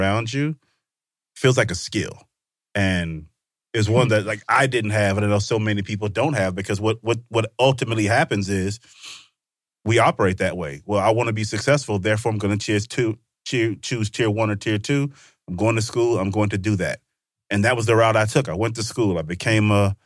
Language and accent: English; Vicksburg, Mississippi, United States; I grew up in Mississippi